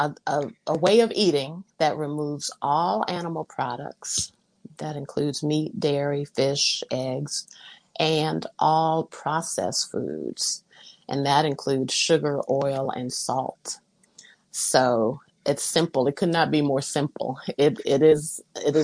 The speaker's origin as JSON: {"language": "English", "town": "Los Angeles", "region": "California", "country": "United States", "tie": "born or raised there", "lives_now": "Fairfield, United States", "said": "I grew up in Los Angeles"}